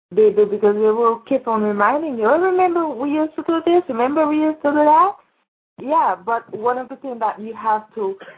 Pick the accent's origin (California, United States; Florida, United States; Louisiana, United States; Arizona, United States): Florida, United States; I moved from Florida